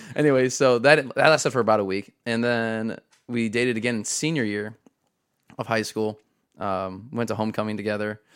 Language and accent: English; Tiffin, Ohio, United States; I was born in Tiffin